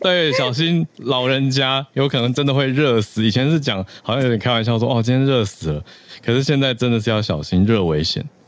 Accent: Taiwan; 我台湾人的角度

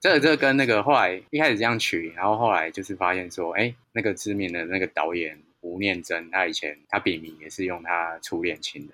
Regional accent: Taichung, Taiwan; moved away; 我老家在台中

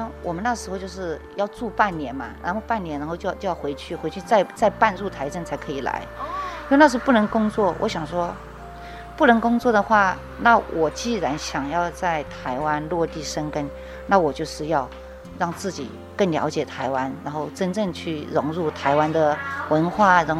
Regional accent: Guangxi, China; now in Taiwan; 广东的隔壁啊，就是邻居嘛，我是广西人，对对。

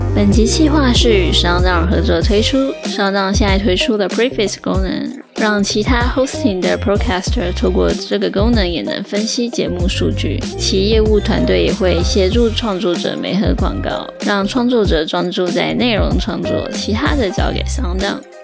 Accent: Taiwan; first language Mandarin and Taiwanese Hokkien; 我的母语是华语跟台语。从小爸妈是跟我们说台语跟华语，就是台语 mix 华语，又叫做台湾国语

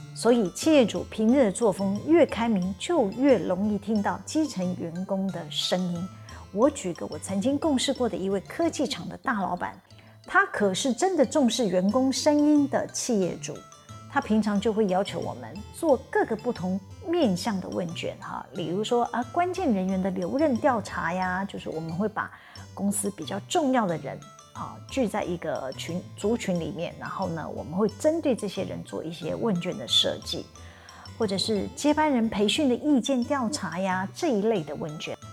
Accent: Taiwan; 像我们台湾人是不会诚实表达自己内心的想法

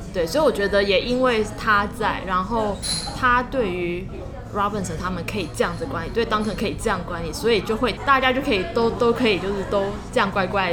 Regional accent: Taiwan; 从台湾来这样

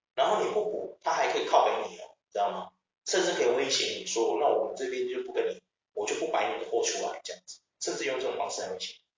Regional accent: Taiwan; 我们台湾人

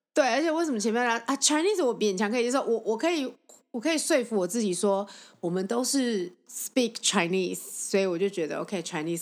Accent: Taiwan; 我们台湾人

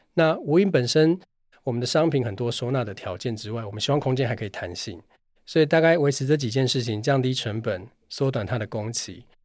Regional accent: Taichung, Taiwan; 我同时本身也是一个九岁小孩子的爸爸，那我也来自台中，我们要讲台语

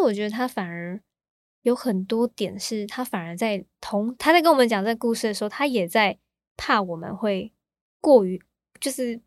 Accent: Taichung, Taiwan; also born or lived in Kaohsiung; 我在高雄出生，可是嗯。我一出生我就被带到台中了

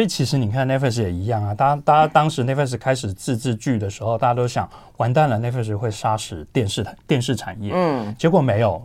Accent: Tainan, Taiwan; 我不在台北长大，所以在我的成长环境当中，我其实 接触不到这些看电影的管道，我们台南没有， 没有金马影展

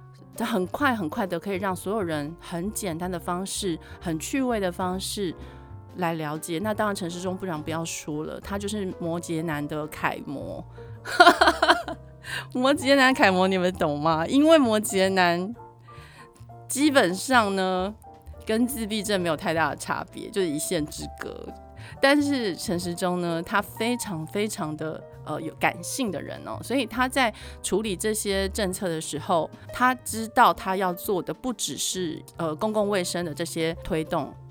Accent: Japan; Chinese is a second language; 包括我们日本人非常非常重视的奥运，也被迫了就是要延期

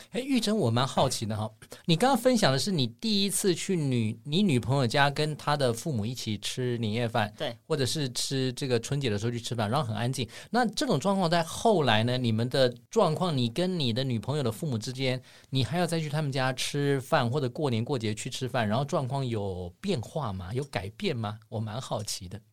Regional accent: Taiwan; 我想我们台湾人应该受不了。

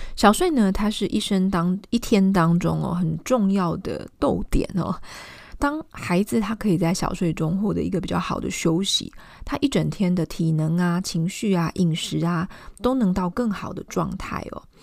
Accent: Taiwan; 我们台湾人

